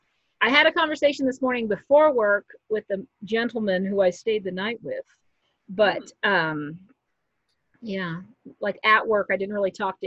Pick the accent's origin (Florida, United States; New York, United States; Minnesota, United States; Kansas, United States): Kansas, United States; Wichita; also born or lived in Colorado; I'm from Wichita, Kansas